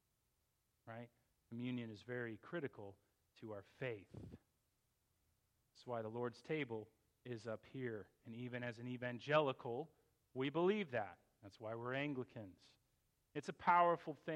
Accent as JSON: {"language": "English", "area": "Fairfax County", "region": "Virginia", "country": "United States", "tie": "born or raised there", "moved": "as an adult", "said": "I grew up in Fairfax County where I was mocked as a Christian"}